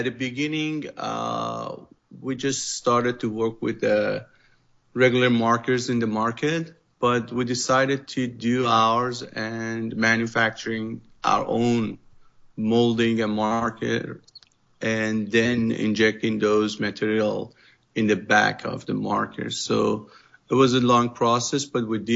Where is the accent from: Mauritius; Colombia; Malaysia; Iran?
Iran; English is a second language; moved away as an adult; now in Southern California, United States; because I came from Iran